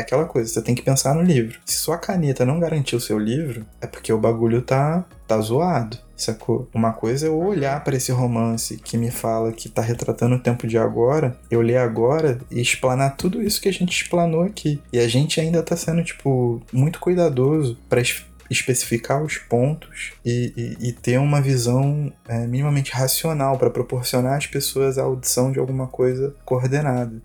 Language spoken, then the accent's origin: Portuguese; Brazil; nós como brasileiros